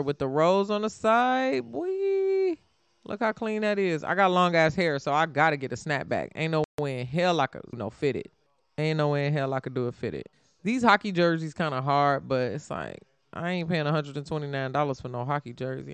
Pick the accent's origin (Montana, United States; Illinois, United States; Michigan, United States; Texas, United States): Illinois, United States; Chicago; also born or lived in Indiana; I'm from Chicago